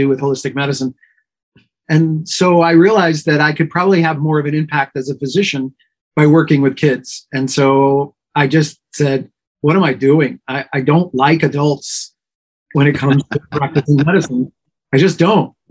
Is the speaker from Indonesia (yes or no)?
no; New York, United States; I was born and raised in New York and pretty much lived here almost